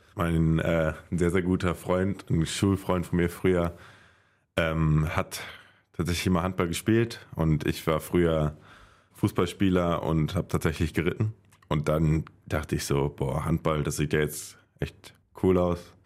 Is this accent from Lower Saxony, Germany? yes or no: no; Haldern, North Rhine-Westphalia, Germany; Das ist halt mein Heimatdorf. Ich komme ursprünglich aus Haldern.